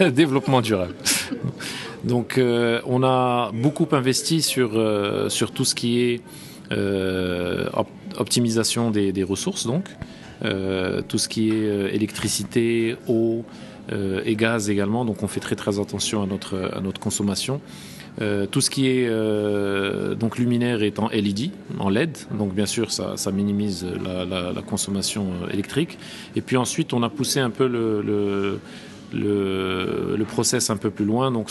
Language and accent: French; Marrakesh, Marrakesh-Safi, Morocco; moved away as an adult; also born or lived in Rabat; oui je suis euh, marocain, donc euh, bon, je suis né au Maroc, à Rabat. J'ai fait mes études à Marrakech, donc au lycée Victor Hugo.